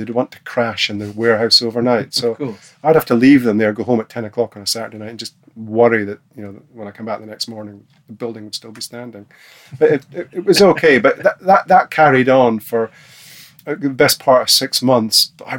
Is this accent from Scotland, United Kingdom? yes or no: yes; Aberdeen, Scotland, United Kingdom; In Aberdeen.